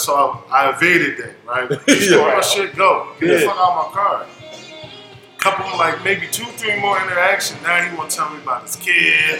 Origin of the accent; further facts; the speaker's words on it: Philadelphia, Pennsylvania, United States; I'm from Philadelphia